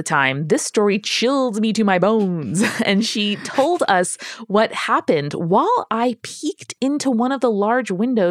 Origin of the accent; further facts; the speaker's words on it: Gardner, Massachusetts, United States; My second story is back in my hometown of Gardner, Massachusetts. It's a small city in central Mass, about an hour and a half west of Boston.